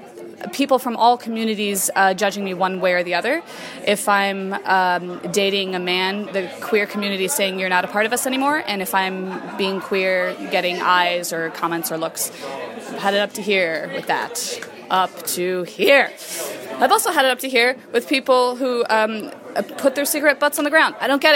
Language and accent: English; Chicago, Illinois, United States; I play Jane the Beaver. Is that all I have to say? Great. I'm from Chicago.